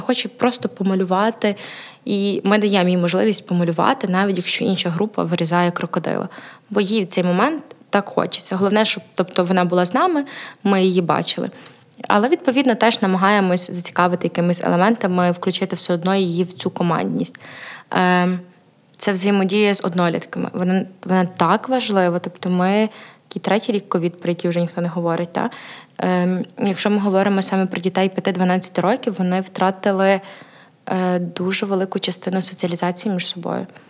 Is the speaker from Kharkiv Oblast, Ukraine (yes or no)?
no; Chernivtsi, Chernivtsi Oblast, Ukraine; also born or lived in Ivano-Frankivsk; Я родом з Івано-Франківська, але себе асоціюю як Буковинка, бо моє свідоме життя пройшло в Чернівцях